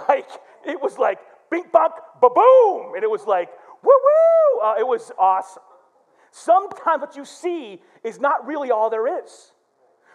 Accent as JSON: {"language": "English", "town": "Flint", "region": "Michigan", "country": "United States", "tie": "born or raised there", "said": "my brother, we grew up in Flint."}